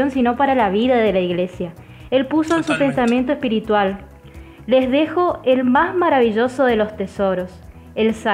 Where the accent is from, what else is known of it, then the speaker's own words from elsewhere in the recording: Argentina; fíjate que él era un francés y nosotros somos argentinos y también nuestros hermanos